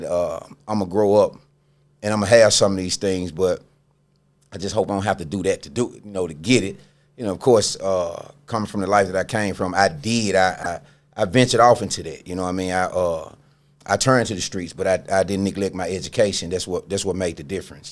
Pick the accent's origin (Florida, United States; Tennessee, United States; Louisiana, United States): Tennessee, United States; Memphis; I really grew up in Memphis.